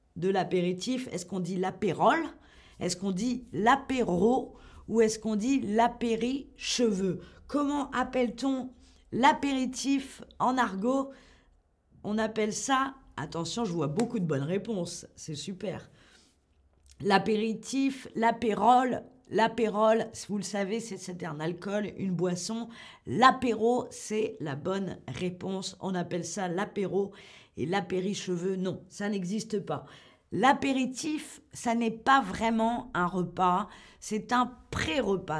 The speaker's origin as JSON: {"language": "French", "country": "France", "said": "chez nous en France"}